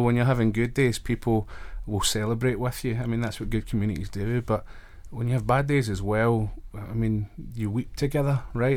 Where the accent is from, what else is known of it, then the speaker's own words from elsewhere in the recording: Glasgow, Scotland, United Kingdom; moved away as an adult; also born or lived in Wrexham / Belfast; now in Manchester, United Kingdom; I'm originally from Glasgow, up in Scotland